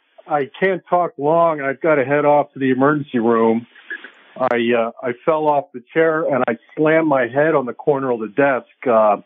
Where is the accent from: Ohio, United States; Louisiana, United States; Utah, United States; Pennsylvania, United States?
Pennsylvania, United States; Pittsburgh; There were guns all around Pittsburgh where I grew up.